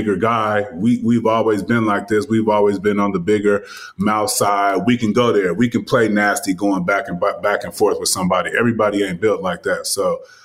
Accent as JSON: {"language": "English", "region": "California", "country": "United States", "said": "I'm from Cali"}